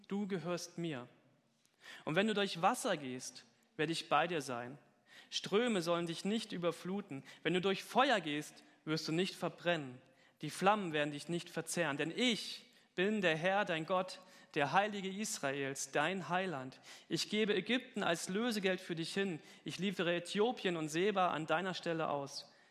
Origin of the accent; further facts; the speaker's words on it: Germany; Gemeinde Gottes Dudensberg war meine Heimatgemeinde.